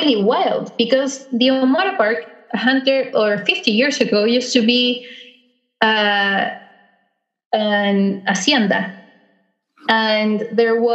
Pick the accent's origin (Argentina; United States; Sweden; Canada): Argentina; Beagle Channel area, Tierra del Fuego; here in my hometown, I can see the mountains